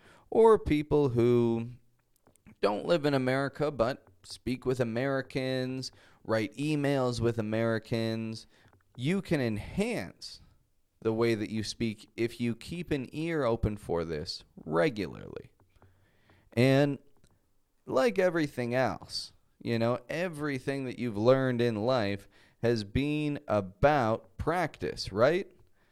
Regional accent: Toronto, Ontario, Canada; first language English; now in Mexico; I'm a Canadian from Toronto, Canada, and I live in Mexico at the moment

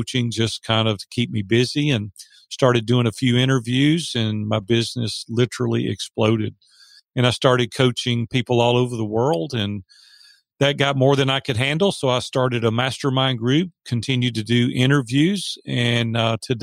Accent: Nashville, Tennessee, United States; I was raised in Nashville, Tennessee, three generations deep here, so I love Nashville

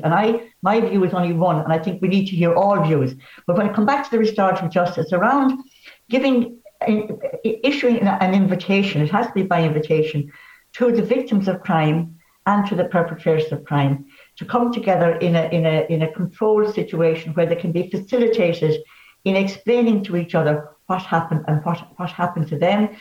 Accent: Bree, Leinster, Ireland; also born or lived in Enniscorthy; I'm from Wexford. I was born

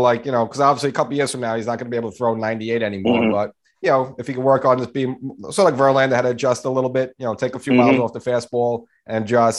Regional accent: New York City, New York, United States; I'm Pelham Bay, so I guess we're almost neighbors.

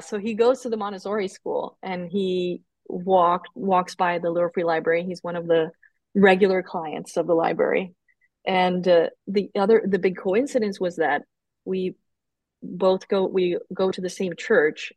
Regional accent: Colombia; moved away as an adult; now in United States; when I was growing up in Colombia, it's very Catholic

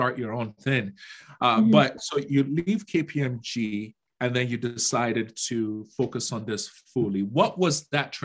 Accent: Nigeria; moved away; Growing up in Nigeria

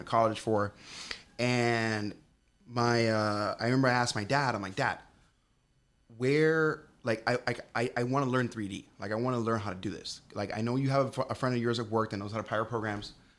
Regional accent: Hialeah, Florida, United States; also born or lived in Colorado; I was born and raised in a town called Hialeah.

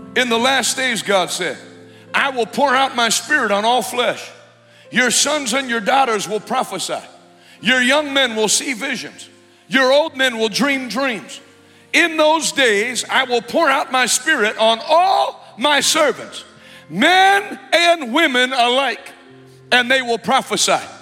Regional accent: United States; I'm an American.

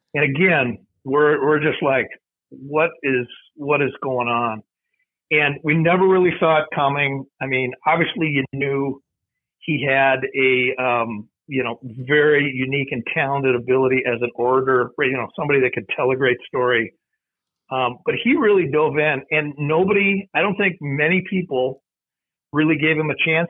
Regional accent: Mankato, Minnesota, United States; moved away as an adult; also born or lived in St. Paul, Minnesota; I grew up in Mankato.

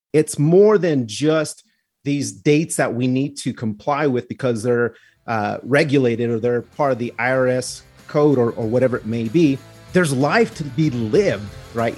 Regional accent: the Southwest, New Mexico, United States; I am from the Southwest. I like where I was raised.

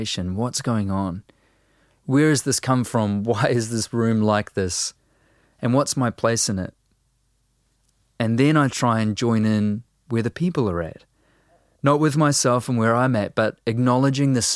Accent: New Zealand

